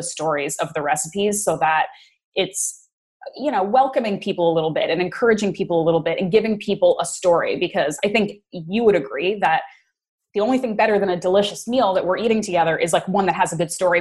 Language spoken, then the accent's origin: English; East Coast of Canada, Atlantic Canada, Canada; moved away as an adult; also born or lived in Bermuda / New York; I grew up in the East Coast of Canada